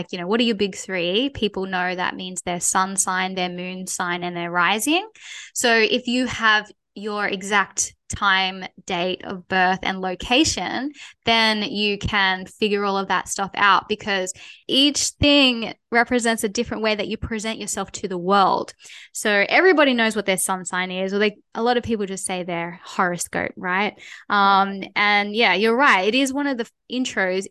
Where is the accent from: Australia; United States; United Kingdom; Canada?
Australia; we are Australian